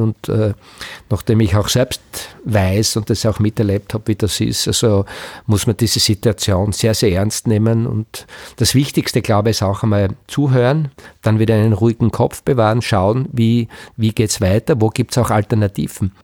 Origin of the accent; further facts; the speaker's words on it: Knittelfeld, Styria, Austria; ich bin fast geboren in Knittelfeld, also kurz äh, Vorort von Knittelfeld, lebe mein ganzes Leben mit Unterbrechung Unterbrechungen, Schulausbildung, auch beruflich, mehr oder weniger in Knittelfeld